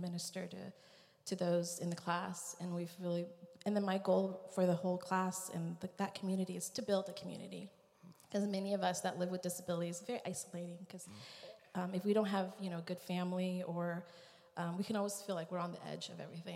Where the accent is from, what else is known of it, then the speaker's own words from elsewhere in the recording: Vietnam; I was born in Vietnam